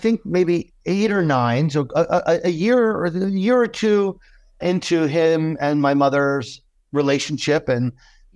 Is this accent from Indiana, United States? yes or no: no; South Portland, Maine, United States; I grew up in Maine. I grew up in South Portland, Maine